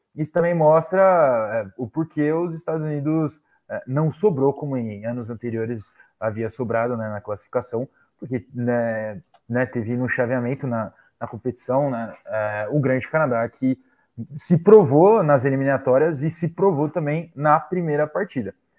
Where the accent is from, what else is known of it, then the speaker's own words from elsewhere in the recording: Brazil; Como brasileiro